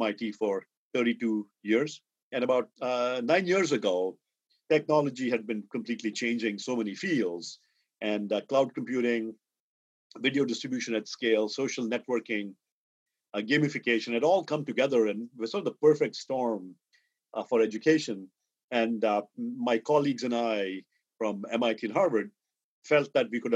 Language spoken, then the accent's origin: English; India; moved away; I grew up in India. I went to IIT Madras as an undergraduate.